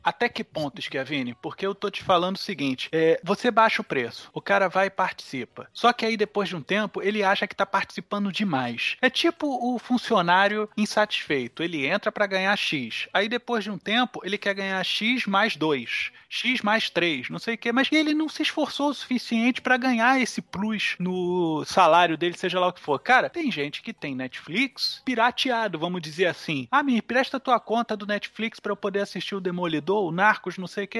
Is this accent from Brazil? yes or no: yes; Brazil; como brasileiro que sou